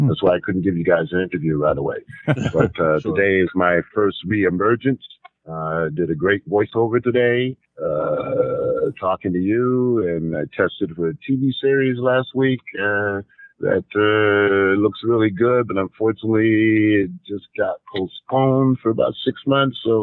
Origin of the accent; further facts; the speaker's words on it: Hartford, Connecticut, United States; 8 shows a week in my hometown of Hartford, Connecticut